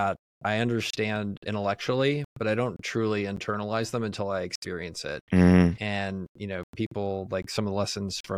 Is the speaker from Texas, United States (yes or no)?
yes; Texas, United States; I was born in the United States. I was born in Texas.